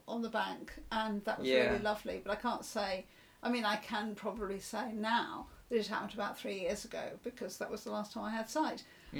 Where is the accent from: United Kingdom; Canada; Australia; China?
United Kingdom; England